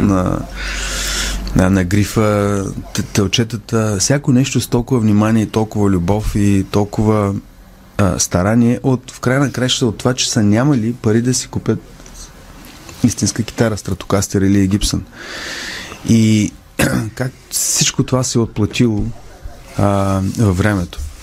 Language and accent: Bulgarian; Bulgaria; като дете, аз като исках да свиря на китара, пък в България нямаше китари